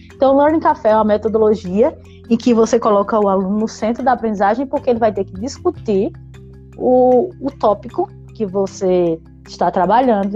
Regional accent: Araçagi, Paraíba, Brazil; moved away as an adult; now in Finland; eu sou de Araçagi, perto de Guarabira

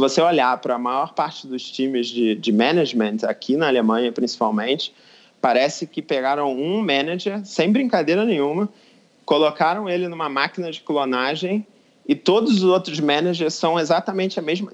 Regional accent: Brazil; moved away as an adult; also born or lived in Rio de Janeiro; now in Munich, Germany; eu sou brasileiro também

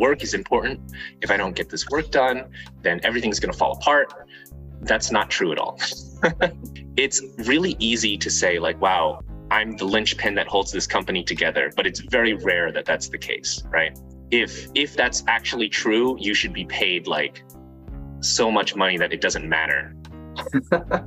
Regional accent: New Jersey, United States; moved away as an adult; now in Detroit area, United States; I'm from New Jersey originally.

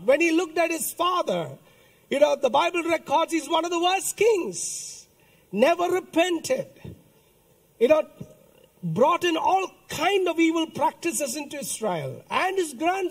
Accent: India; I come from a church in India which believes that we became Christians before Jesus Christ

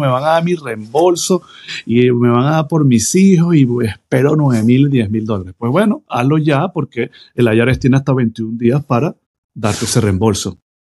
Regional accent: Venezuela; moved away as an adult; now in United States; Yo soy un inmigrante, de, soy venezolano

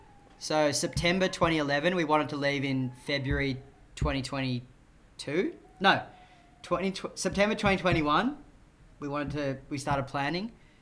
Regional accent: Australia; I'm a filmmaker from Australia.

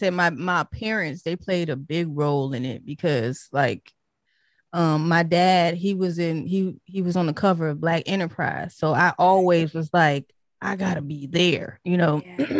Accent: Detroit, Michigan, United States; Cause I'm originally from Detroit. I was born in Detroit. So yes, Motown, Detroit.

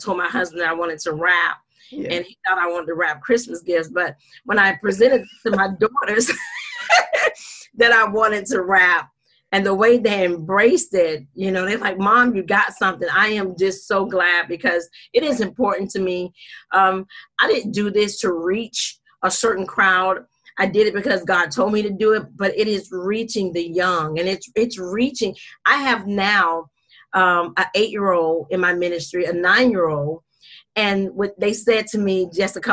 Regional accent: Jacksonville, Florida, United States; I am from Jacksonville, Florida

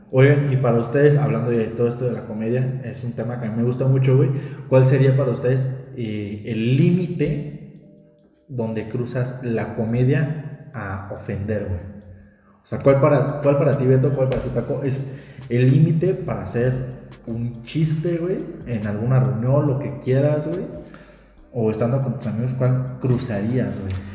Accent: Mexico; siendo mexicanos, sabemos cómo somos

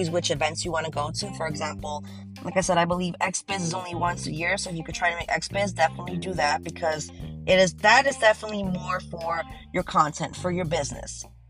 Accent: New Jersey, United States; I'm a Jersey girl, my home state

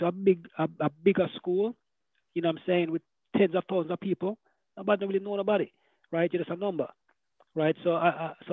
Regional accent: Jamaica; now in United States; we come from Jamaica, where it's normal to be around everybody.

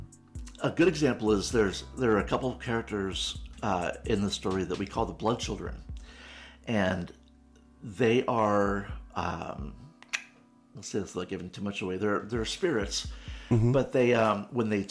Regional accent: St. Louis, Missouri, United States; having grown up in St. Louis, which is a very Irish Catholic community

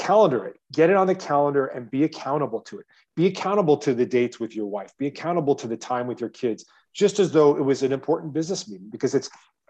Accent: Midwest, United States; if you think about what the memorable experiences I had growing up in the Midwest with my parents and my dad

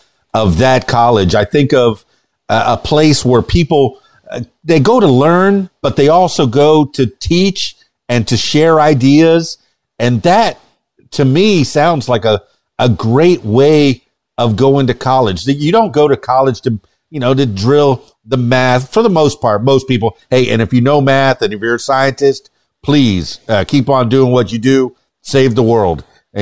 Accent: the Florida Keys, South Florida, United States; also born or lived in Miami, Florida; I was born in Miami and grew up in, you know, South Florida, the Florida Keys

